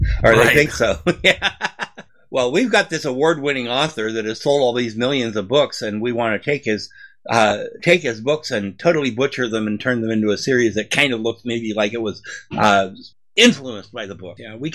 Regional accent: Southern California, United States; now in Appalachians, United States; I live in the Appalachians. I grew up in Southern California.

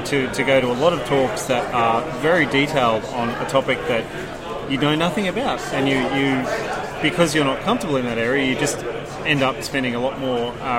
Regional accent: Brisbane, Queensland, Australia; I come from Brisbane, so...

